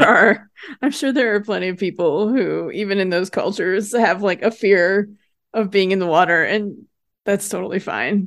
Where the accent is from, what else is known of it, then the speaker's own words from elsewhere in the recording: United States; I grew up in Lake Tahoe